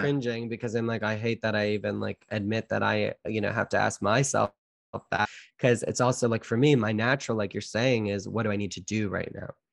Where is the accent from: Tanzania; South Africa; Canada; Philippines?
Canada; I'm Canadian born